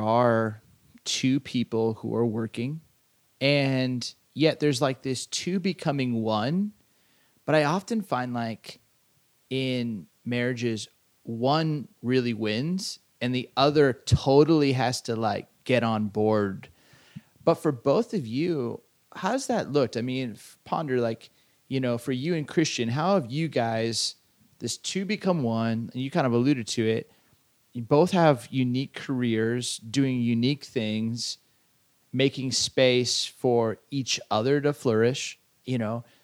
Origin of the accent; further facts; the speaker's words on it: Southern California, United States; I grew up in Southern California